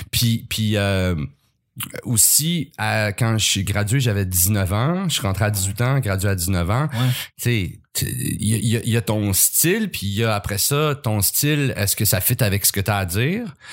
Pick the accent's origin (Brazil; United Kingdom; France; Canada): Canada; Montreal, Quebec; j'étais un petit euh, j'ai grandi pas, mal en ville. Oui. Je suis né à Montréal